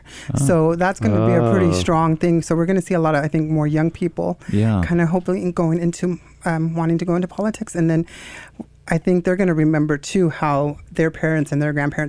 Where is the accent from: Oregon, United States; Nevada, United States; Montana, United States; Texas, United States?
Nevada, United States; Elko; moved away as an adult; now in Boise, United States; I'm from Elko, Nevada. Okay. And so I grew up there. My whole family's there.